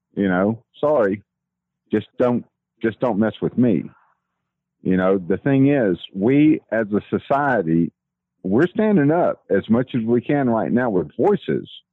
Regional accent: Texas, United States; accent: Texas; that's that Texas accent

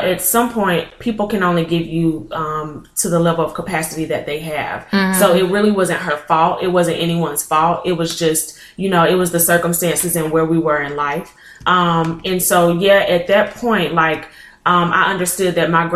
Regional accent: Fayette, Alabama, United States; I am originally from Fayette, Alabama

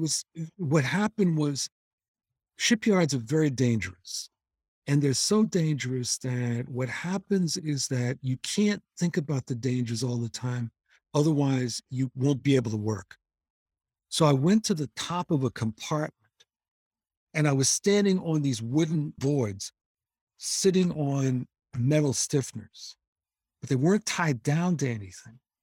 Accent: New York City, New York, United States; I grew up in New York, and my parents would take us, me and my sister, to Cape Cod during the summers

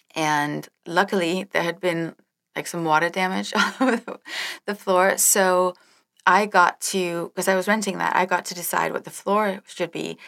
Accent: Denmark; moved away; I grew up in Denmark

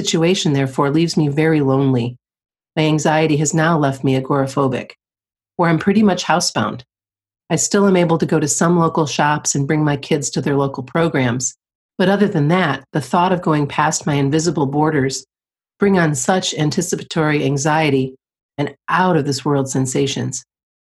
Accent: just outside of Detroit, Michigan, United States; moved away; I grew up just outside of Detroit

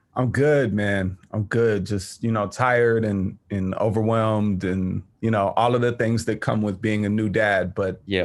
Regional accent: River Forest, Illinois, United States; also born or lived in Chicago; I was born in Chicago, but I was raised in the suburb of Chicago called River Forest

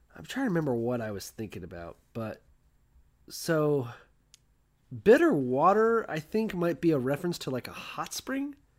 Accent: United States; I'm an American

